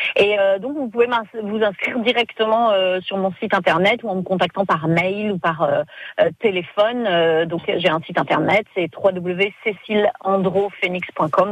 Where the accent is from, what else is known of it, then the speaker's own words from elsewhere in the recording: France; je suis française